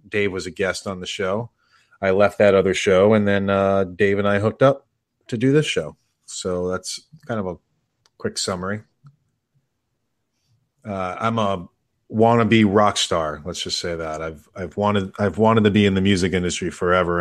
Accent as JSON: {"language": "English", "region": "New York", "country": "United States", "moved": "yes", "said": "I'm originally from New York"}